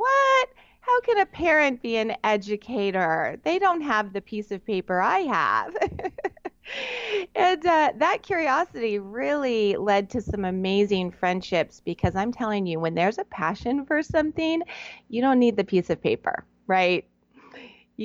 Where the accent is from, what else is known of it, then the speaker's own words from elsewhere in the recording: Southern California, United States; I'm on the very west side of the United States in Southern California, which we lovingly term SoCal